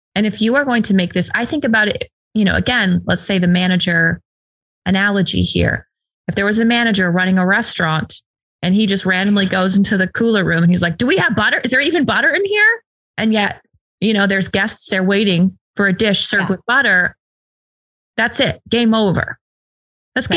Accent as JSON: {"language": "English", "region": "the West", "country": "United States", "said": "I'm from the West"}